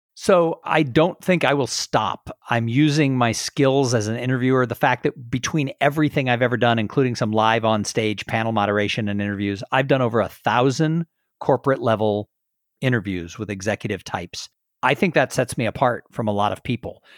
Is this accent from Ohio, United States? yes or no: no; Southern California, United States; now in Texas, United States; I grew up in Southern California